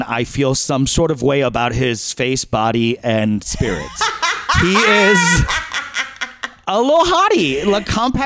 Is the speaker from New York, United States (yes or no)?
yes; New York, United States; I grew up in New York